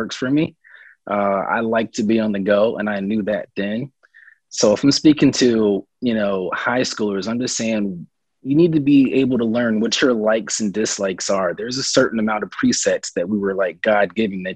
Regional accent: Raleigh, North Carolina, United States; also born or lived in Nashville, Tennessee; now in Charlotte, United States; growing up in Raleigh

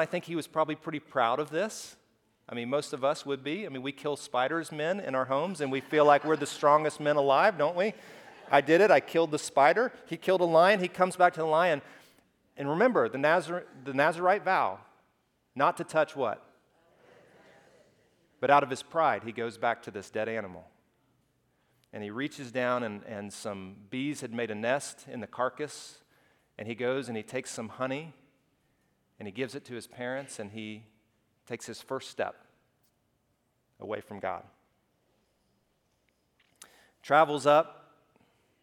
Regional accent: Alabama, United States; I grew up in Alabama

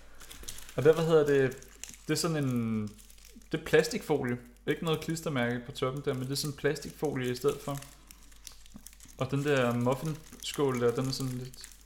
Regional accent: Greve, Zealand, Denmark; jeg er vokset op i Greve

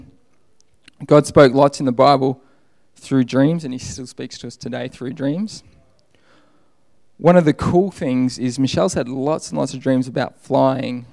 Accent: Australia; moved away; I'm Australian.

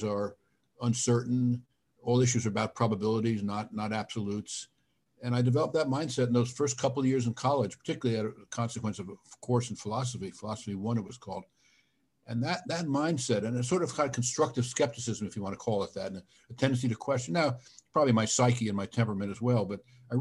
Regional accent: Miami Beach, Florida, United States; also born or lived in New York; I grew up in Miami Beach, Florida. Well, I was born in New York, but I grew up in Miami Beach

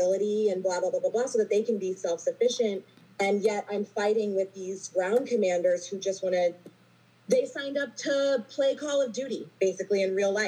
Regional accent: Texas, United States; I grew up in Texas in a very patriotic family

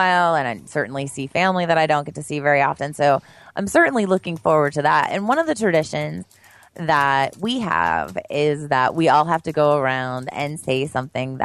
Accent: near State College, Pennsylvania, United States; moved away; my hometown is like a suburb of State College, which is where Penn State is

